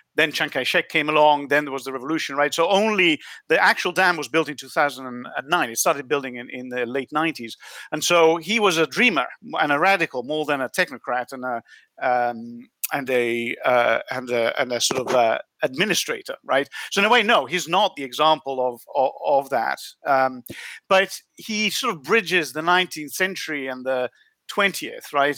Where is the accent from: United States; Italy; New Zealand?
Italy; moved away; I was born in Italy